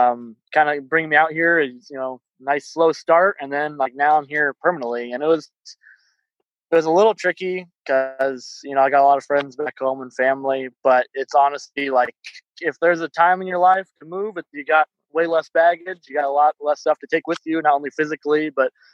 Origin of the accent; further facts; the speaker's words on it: Iowa, United States; moved away as an adult; now in Oregon, United States; I'm from Iowa originally